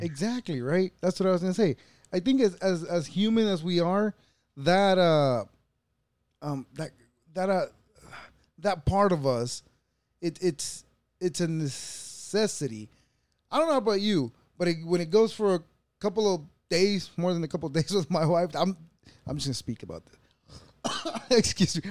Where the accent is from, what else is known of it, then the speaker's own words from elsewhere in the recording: El Salvador; moved away; I was born in El Salvador